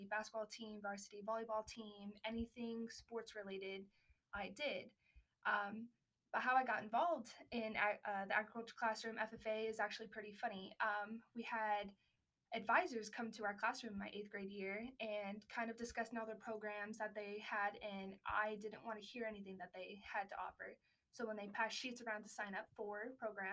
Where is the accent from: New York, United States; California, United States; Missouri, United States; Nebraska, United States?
California, United States; Los Angeles; I grew up in Los Angeles, California